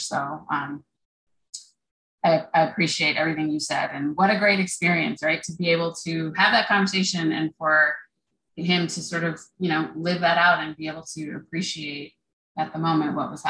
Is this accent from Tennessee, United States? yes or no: no; Connecticut, United States; moved away as an adult; now in Washington, D.C., United States; I'm from Connecticut, and I lived in Washington since I landed here for college in 1992. So I'm more of a Washingtonian than I am a tri-stater at this point.